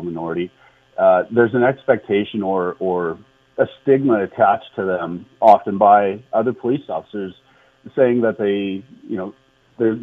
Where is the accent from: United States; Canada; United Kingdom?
Canada; East Prairie Métis Settlement, northern Alberta; I was born and raised on the East Prairie Métis settlement in northern Alberta.